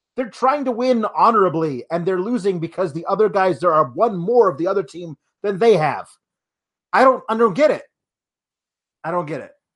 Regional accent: Milwaukee, Wisconsin, United States; my hometown, Milwaukee

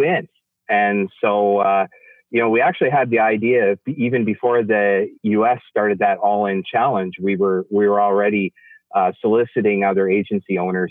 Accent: Western Canada, Canada; as a Canadian, and particularly a Western Canadian

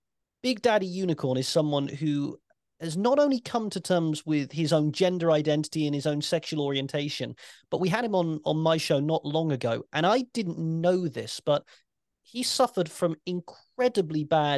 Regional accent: United Kingdom; as a Brit wrestling fan

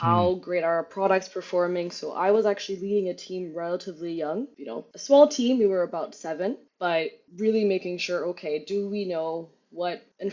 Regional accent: Addis Ababa, Ethiopia; moved away as an adult; also born or lived in Germany; I'm raised in the capital city of Addis Ababa

